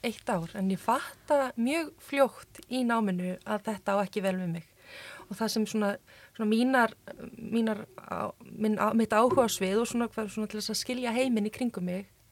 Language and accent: Icelandic; Iceland; also born or lived in Chile; kem frá Íslandi